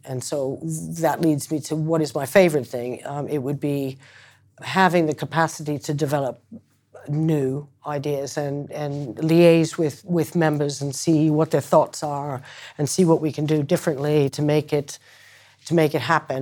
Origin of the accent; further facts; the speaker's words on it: Concord, Massachusetts, United States; moved away; also born or lived in Ireland; I was adopted from Ireland by, uh, American parents and, um, uh, grew up in Concord, Massachusetts